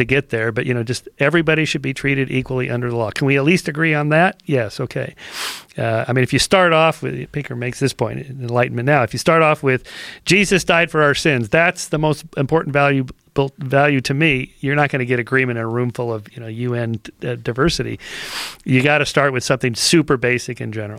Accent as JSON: {"language": "English", "region": "Southern California", "country": "United States", "tie": "born or raised there", "said": "I'm from California. I grew up in Southern California."}